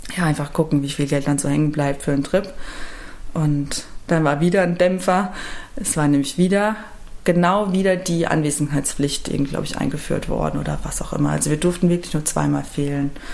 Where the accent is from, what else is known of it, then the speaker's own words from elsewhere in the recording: Rhineland-Palatinate, Germany; now in Cologne, Germany; ich komme aus der Pfalz